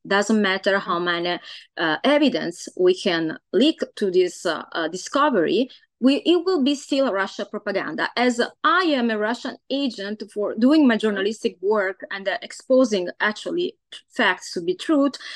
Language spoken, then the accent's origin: English; Italy; now in Los Angeles, United States; I am uh, Italian origin